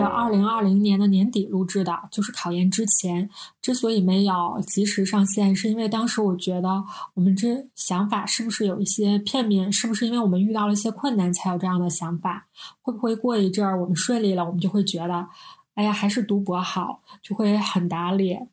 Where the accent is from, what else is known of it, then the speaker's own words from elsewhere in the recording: Northeast China, China; 我们是三个来自东北的 ladies